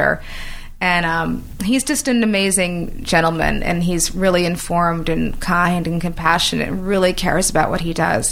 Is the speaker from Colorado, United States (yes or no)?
no; New York, United States; moved away as an adult; now in Los Angeles, United States; I was born and raised in New York, worked in New York all my life, went to school